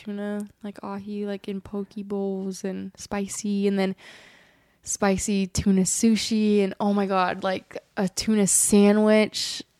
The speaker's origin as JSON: {"language": "English", "town": "Eureka", "region": "California", "country": "United States", "said": "I'm from Eureka, California."}